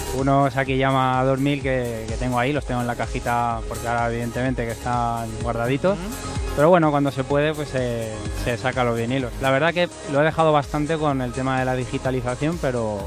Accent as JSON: {"language": "Spanish", "town": "Fuenlabrada", "region": "Community of Madrid", "country": "Spain", "said": "yo soy de Fuela"}